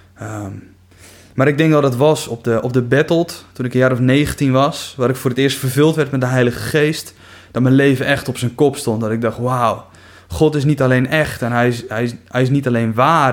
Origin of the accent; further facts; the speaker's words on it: Kuinre, Overijssel, Netherlands; now in Veenendaal, Netherlands; Ik kom uit Kuinderen